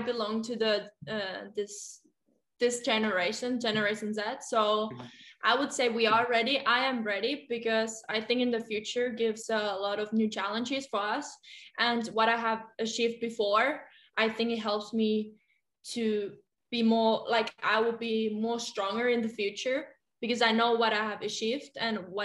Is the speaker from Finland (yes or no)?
yes; Helsinki, Uusimaa, Finland; English is a second language; moved away as an adult; also born or lived in Germany; now in France; I took the big step coming from Helsinki, coming from Finland to Germany. So I think at that moment when I moved to outside of my comfort zone, I would say the comfort zone was in Finland